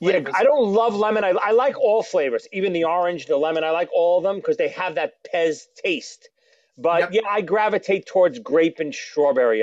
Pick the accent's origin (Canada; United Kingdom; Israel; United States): United States; New York City, New York; Growing up in Brooklyn